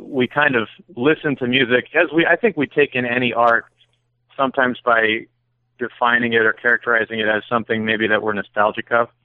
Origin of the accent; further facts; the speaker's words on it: Connecticut, United States; also born or lived in Louisiana / Seattle; now in Berkshires, United States; I grew up in Connecticut